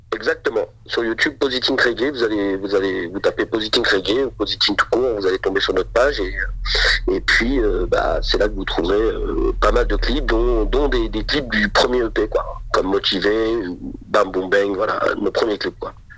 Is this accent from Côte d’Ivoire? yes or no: no; Auxerre, Bourgogne-Franche-Comté, France; on, a toujours grandi ici, on a toujours été, on vient de, de, Bourgogne